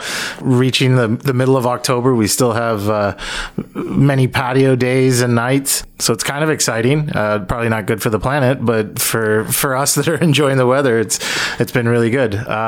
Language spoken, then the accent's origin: English; United States; also born or lived in Montreal, Canada / Colorado, United States / Portland, United States; now in Toronto, Canada; A long path of moving around. I grew up actually in the States. I lived in the U.S. for most of my life.